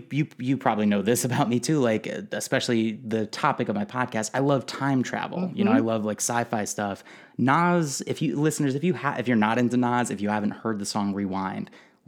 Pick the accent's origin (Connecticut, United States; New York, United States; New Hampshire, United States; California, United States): Connecticut, United States; Guilford; also born or lived in New Haven, Connecticut; I was born in New Haven, Connecticut. I mostly grew up in a really small town called Guilford